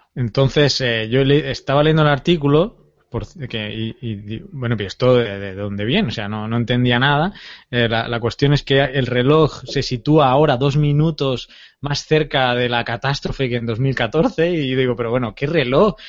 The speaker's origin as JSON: {"language": "Spanish", "town": "Terrassa", "region": "Catalonia", "country": "Spain", "tie": "born or raised there", "moved": "yes", "said": "mi pueblo, Tarrasa, mi ciudad, más que mi pueblo"}